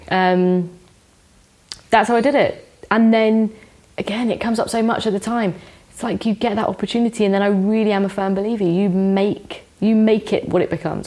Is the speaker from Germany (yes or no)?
no; London, United Kingdom; I grew up in West London